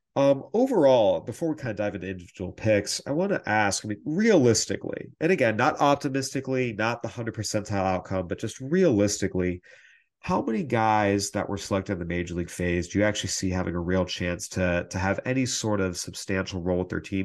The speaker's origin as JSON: {"language": "English", "town": "San Diego", "region": "California", "country": "United States", "tie": "born or raised there", "moved": "yes", "said": "San Diego, uh, I'm a little biased, is my home, eh, my hometown, I should say. I don't live there now, but it's what I call home of where I grew up"}